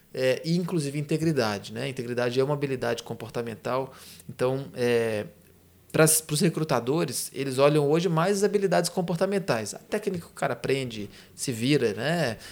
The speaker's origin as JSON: {"language": "Portuguese", "region": "interior of Minas Gerais", "country": "Brazil", "said": "sou do interior de Minas"}